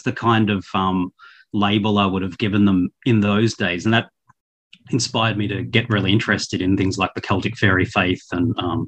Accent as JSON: {"language": "English", "country": "Australia", "also_born_or_lived": "Victoria, Australia", "said": "I'm an Australian. I live in Victoria, the state of Victoria."}